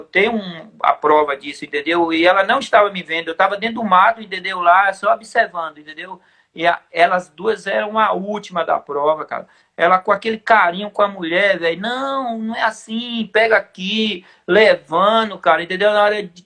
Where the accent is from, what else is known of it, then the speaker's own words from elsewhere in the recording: São Paulo, Brazil; Eu falei, não, mas eu sou de lá